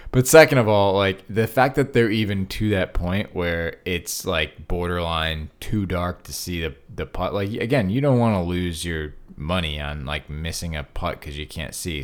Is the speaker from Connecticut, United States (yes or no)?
yes; Connecticut, United States; where I grew up in Connecticut